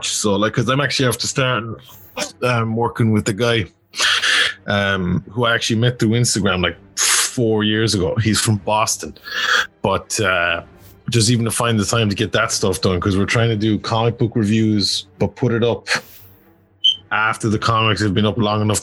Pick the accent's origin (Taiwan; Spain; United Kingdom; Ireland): Ireland; Cahir, Munster; moved away; I grew up in Care down in Tipperary